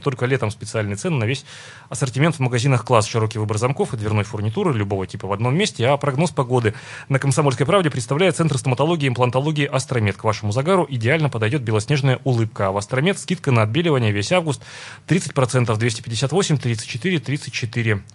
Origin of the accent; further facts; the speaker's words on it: Perm, Perm Krai, Russia; Лично я, как пермяк